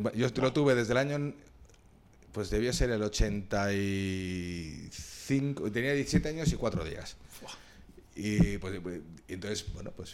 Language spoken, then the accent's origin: Spanish; Madrid, Community of Madrid, Spain; Yo soy de Madrid